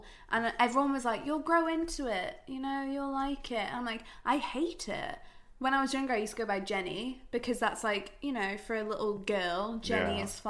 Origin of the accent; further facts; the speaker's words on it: England, United Kingdom; I'm English.